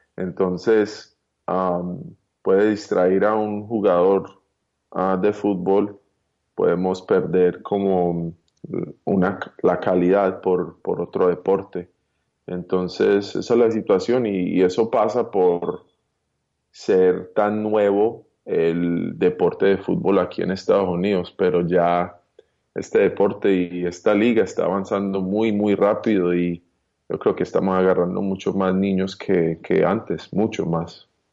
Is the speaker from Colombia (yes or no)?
yes; Colombia; also born or lived in United States; now in Miami, United States; yo nací en Colombia